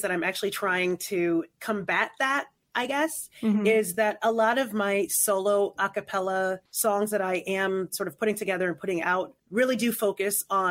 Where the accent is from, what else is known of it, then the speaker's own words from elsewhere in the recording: New York, United States; I'm from New York